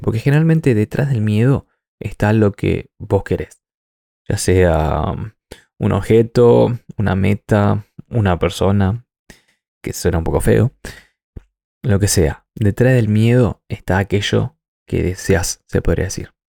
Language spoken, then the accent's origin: Spanish; Argentina; moved away as an adult; now in New Zealand